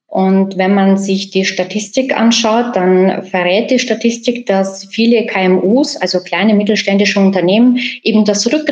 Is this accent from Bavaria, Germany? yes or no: yes; Bad Abbach, Bavaria, Germany; ich komme aus Bad Aubach, ähm, ich wohne im Landkreis Kelheim.